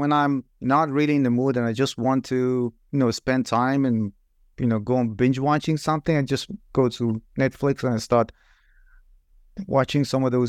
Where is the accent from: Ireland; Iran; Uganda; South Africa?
Iran; I'm originally from Iran.